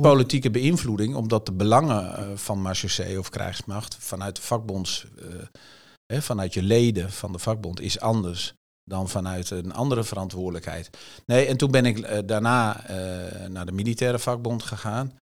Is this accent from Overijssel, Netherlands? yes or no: yes; Tubbergen, Overijssel, Netherlands; moved away; also born or lived in Apeldoorn; ik kwam natuurlijk uit Tubbergen, CDA, bolwerk